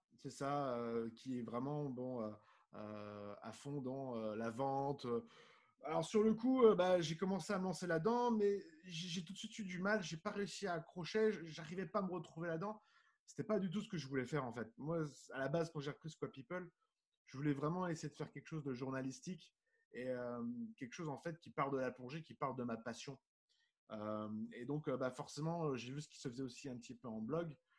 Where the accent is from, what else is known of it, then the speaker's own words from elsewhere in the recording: Nice, Provence-Alpes-Côte d'Azur, France; moved away; also born or lived in Middle East; à la base, je suis de Nice, je suis du, sud de, la France comme toi.